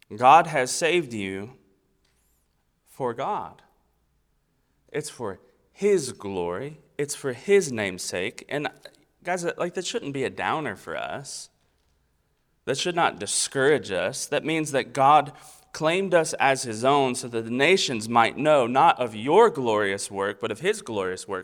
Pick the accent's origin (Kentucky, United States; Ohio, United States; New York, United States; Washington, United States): Kentucky, United States; Versailles; also born or lived in Florida; now in East Tennessee, United States; So, I was born in Florida. Um, I grew up in Kentucky. I'm raising my family in East Tennessee